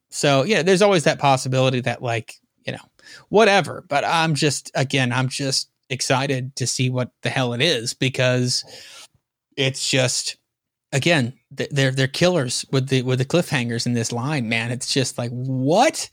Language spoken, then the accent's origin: English; the South, United States; being a Southerner like me